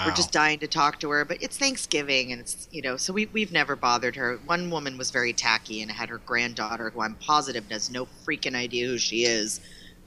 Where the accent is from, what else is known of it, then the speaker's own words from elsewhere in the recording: Boston, Massachusetts, United States; we're all from Boston